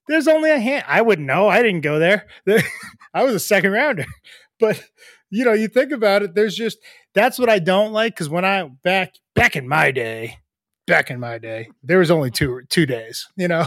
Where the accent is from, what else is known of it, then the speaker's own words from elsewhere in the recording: half an hour outside Boston, Massachusetts, United States; I'm from Boston or I'm from, from Massachusetts, you know, just a half hour outside of Boston